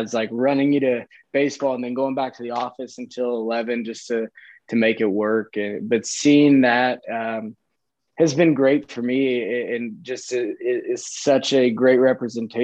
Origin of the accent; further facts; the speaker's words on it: Kansas City, Missouri, United States; also born or lived in Chicago, Illinois / Sioux Center, Iowa; We moved from Chicago to Kansas City when I was like five. So I don't I remember some of it, but not a ton, but grew up in Kansas City.